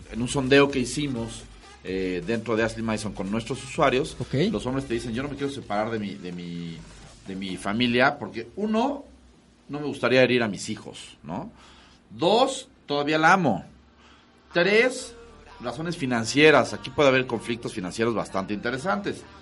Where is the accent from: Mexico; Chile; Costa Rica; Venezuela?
Mexico; Canijo, o sea, somos infieles los mexicanos.